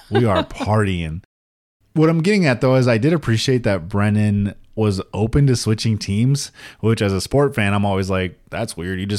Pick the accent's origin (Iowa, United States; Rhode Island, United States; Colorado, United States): Colorado, United States; Denver; I'm from Denver, so I'm a Broncos Broncos fan.